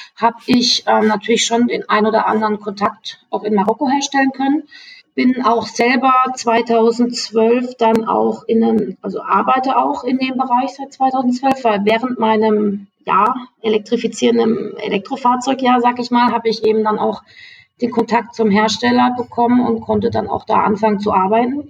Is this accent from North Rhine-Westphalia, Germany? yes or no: no; Freiburg, Baden-Württemberg, Germany; moved away; ich komme ursprünglich aus Freiburg